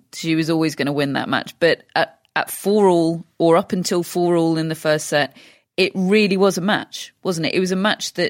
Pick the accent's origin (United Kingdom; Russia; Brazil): United Kingdom; I'm British.